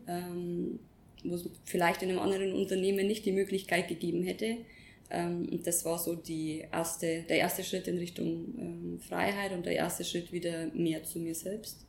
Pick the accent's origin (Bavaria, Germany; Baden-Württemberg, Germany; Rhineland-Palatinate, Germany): Bavaria, Germany; Upper Palatinate; moved away as an adult; also born or lived in Nuremberg / Bali; ich bin ursprünglich aus der Oberpfalz, aus einem kleinen Dorf, bin sehr familiär und mhm. sehr behütet aufgewachsen